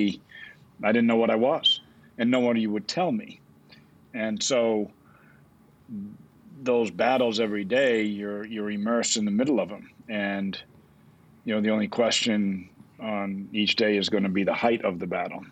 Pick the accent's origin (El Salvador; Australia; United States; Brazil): United States; New Bedford, Massachusetts; I grew up in Massachusetts in a community south of Boston called New Bedford, once the whaling capital of the world